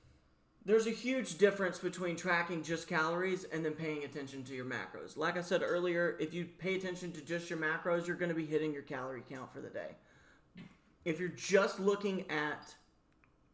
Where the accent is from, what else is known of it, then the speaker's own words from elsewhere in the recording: the South, United States; me as a Southerner I grew up around